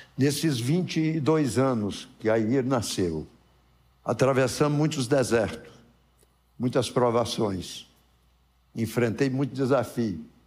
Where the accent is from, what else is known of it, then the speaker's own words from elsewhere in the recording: Formosa, Brazil; lá onde eu nasci, em Formosa